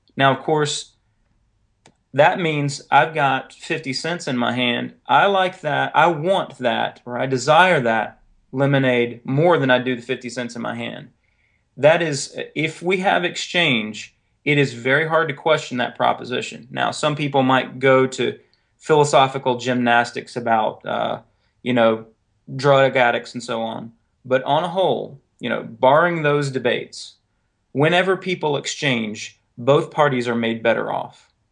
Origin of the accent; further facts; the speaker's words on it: North Carolina, United States; moved away; also born or lived in Raleigh, North Carolina; you might have noticed the accent by now. I'm originally from North Carolina